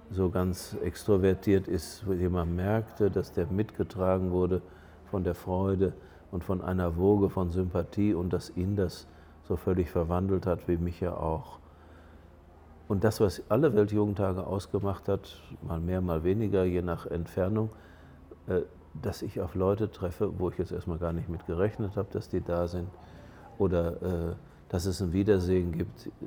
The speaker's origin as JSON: {"language": "German", "country": "Germany", "said": "Ja, ich sage, ich komme aus Deutschland, ich bin Weihbischof in Paderborn."}